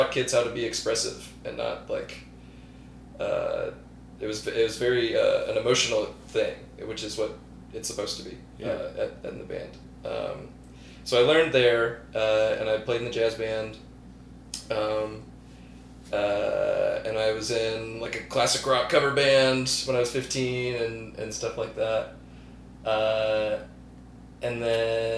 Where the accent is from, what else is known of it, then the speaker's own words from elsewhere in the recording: Alabaster, Alabama, United States; I grew up in Alabaster, which is 20 minutes south of here